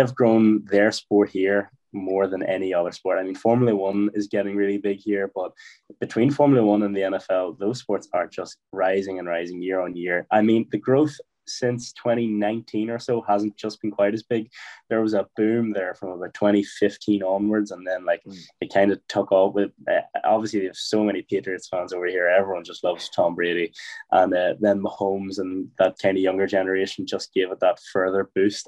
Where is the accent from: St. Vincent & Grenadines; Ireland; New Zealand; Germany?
Ireland; I am from Ireland, yes.